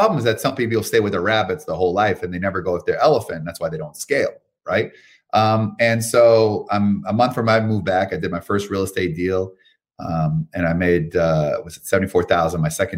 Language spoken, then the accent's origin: English; Canada; moved away as an adult; now in United States; I'm from Canada. Came here over 10 years ago